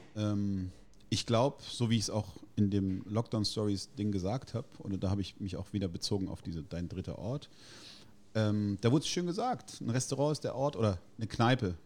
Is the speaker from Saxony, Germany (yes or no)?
no; Heidelberg, Baden-Württemberg, Germany; als Italiener mit vier Geschwistern aus der Altstadt